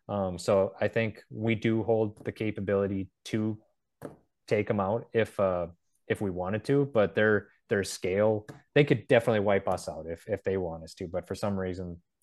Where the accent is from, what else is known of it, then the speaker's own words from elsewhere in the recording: North Dakota, United States; I think like back in the day, like even in my home state of North Dakota, you can't go down any county road without seeing a sign that says silo site.